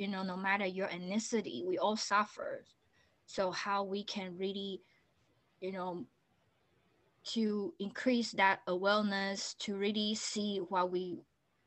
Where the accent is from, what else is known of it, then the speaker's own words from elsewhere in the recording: Taiwan; English is a second language; moved away as an adult; now in United States; I'm from Taiwan.